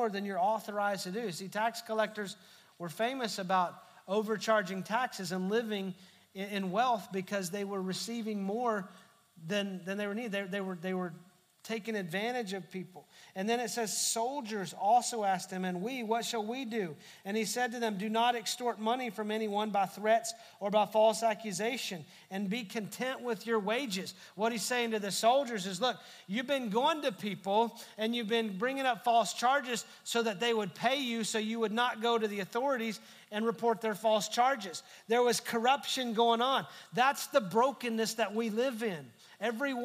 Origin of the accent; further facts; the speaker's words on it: United States; also born or lived in Texas; just because we're American doesn't mean we're Christians. Just because we live in Texas doesn't mean we're Christians